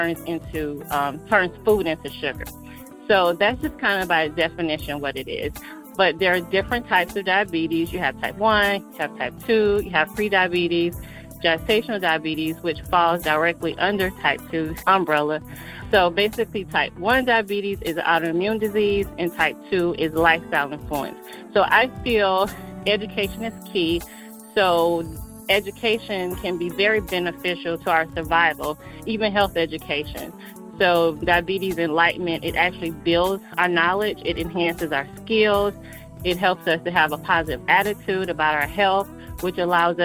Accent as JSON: {"language": "English", "town": "Atlanta", "region": "Georgia", "country": "United States", "said": "I'm from Atlanta, Georgia. I like to say I'm a true Georgia peach."}